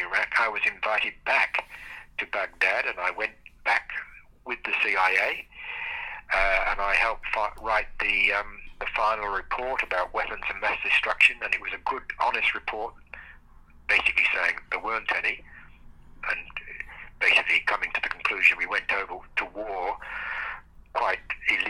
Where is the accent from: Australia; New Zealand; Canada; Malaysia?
Australia; And being an Australian, this was quite an honour.